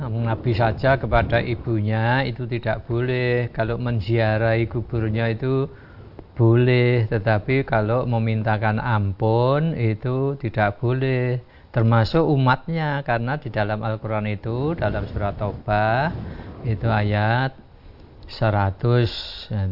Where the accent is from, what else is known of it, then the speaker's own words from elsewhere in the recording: Java, Indonesia; Jadi perasaan kita orang Jawa itu kadang semacam itu